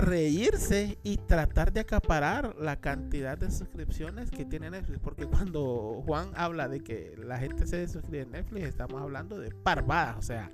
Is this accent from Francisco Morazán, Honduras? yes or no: yes; Tegucigalpa, Francisco Morazán, Honduras; nosotros somos de Tegucigalpa